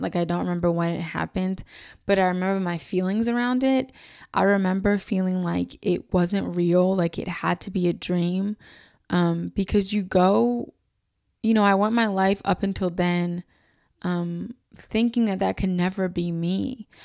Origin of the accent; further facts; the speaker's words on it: New York City, New York, United States; I was from New York City